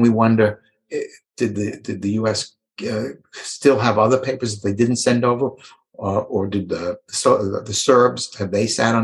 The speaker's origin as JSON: {"language": "English", "region": "New York", "country": "United States", "said": "I'm from New York."}